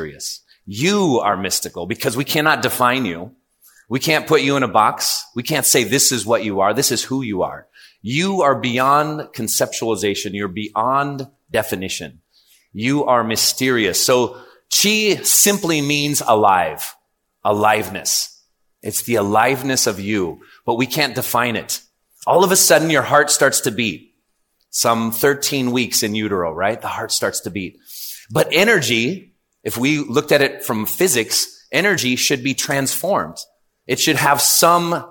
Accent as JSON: {"language": "English", "region": "California", "country": "United States", "said": "I'm from California"}